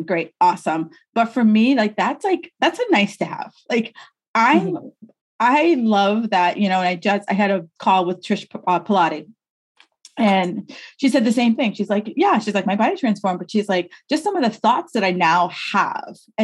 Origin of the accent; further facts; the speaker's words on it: New York, United States; moved away; also born or lived in New England; I'm from New York